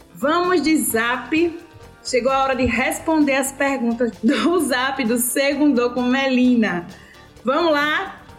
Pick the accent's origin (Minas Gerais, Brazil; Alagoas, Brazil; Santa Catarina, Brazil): Alagoas, Brazil; Piranhas; como eu sou de Piranhas